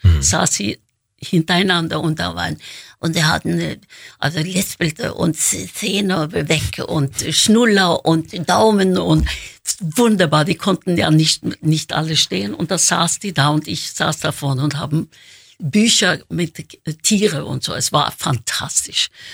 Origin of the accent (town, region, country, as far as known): Oslo, Norway; born or raised there; moved away